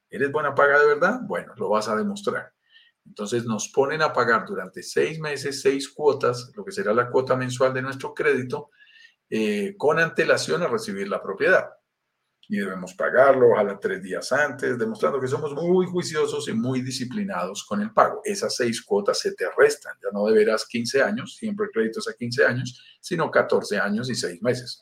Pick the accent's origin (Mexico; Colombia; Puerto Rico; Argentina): Colombia; accent: Colombian; also born or lived in Bogotá, Colombia; Soy colombiano, lo notarás en mi acento y vivo en Bogotá, Colombia